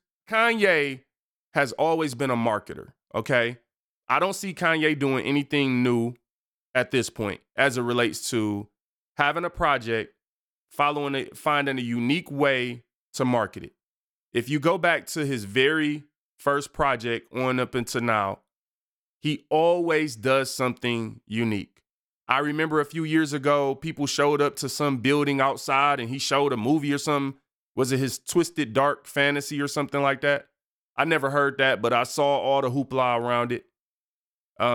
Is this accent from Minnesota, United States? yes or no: no; Detroit, Michigan, United States; I watched a live stream in my hometown of Detroit, Michigan.